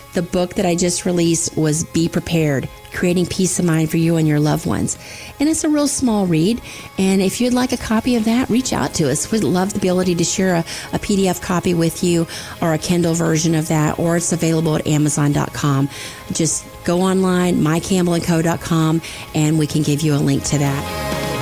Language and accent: English; the Panhandle of Florida, United States; also born or lived in Tampa Bay area, Florida; I grew up in the Panhandle of Florida with the world's most beautiful beaches